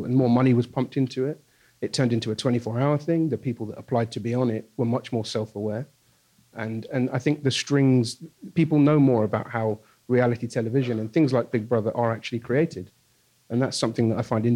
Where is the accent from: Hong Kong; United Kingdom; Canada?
United Kingdom; now in New York, United States; I live here now, but obviously I'm from Brexit land